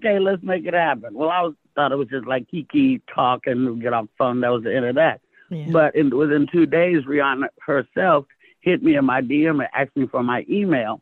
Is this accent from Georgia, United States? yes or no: no; Oakland, California, United States; also born or lived in Castro Valley, California; I was raised in California